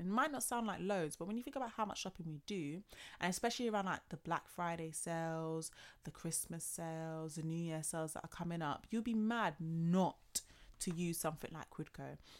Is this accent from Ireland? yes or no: no; London, United Kingdom; Born and bred in London